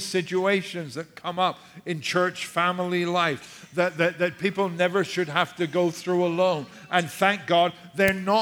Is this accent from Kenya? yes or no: no; United Kingdom; now in United States; I'm British